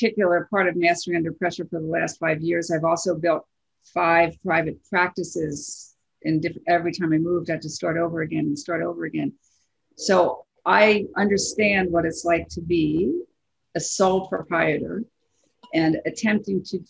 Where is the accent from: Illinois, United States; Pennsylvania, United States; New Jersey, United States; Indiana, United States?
Pennsylvania, United States; Philadelphia; I'm from Philadelphia.